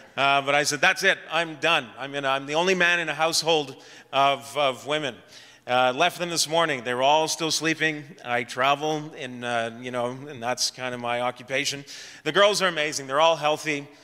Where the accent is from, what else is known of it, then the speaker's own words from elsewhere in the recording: Ottawa, Ontario, Canada; also born or lived in Edmonton; I grew up in Ottawa